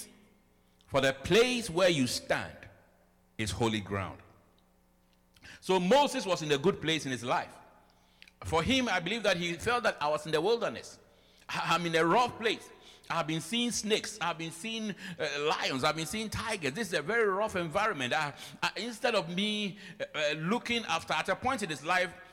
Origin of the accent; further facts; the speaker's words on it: Ghana; moved away as an adult; now in United States; I came with my Ghana certificate. I came with my degree from Ghana.